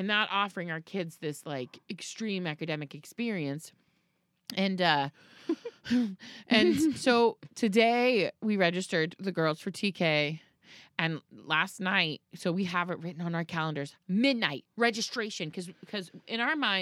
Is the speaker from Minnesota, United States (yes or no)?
no; Florida, United States; also born or lived in New York / Montclair, New Jersey; now in Burbank, United States; I grew up in the opposite of the Northeast.